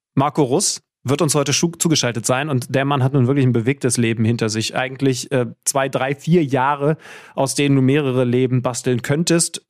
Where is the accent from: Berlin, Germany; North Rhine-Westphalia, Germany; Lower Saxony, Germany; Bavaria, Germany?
Lower Saxony, Germany; Wolfsburg; in meiner Heimat